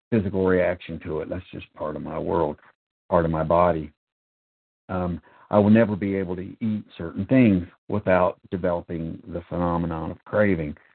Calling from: North Carolina, United States; I am a recovered compulsive overeater, and I'm calling from North

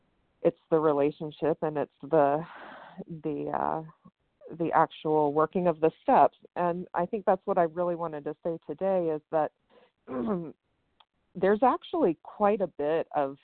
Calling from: West Virginia, United States; I'm calling from West Virginia.

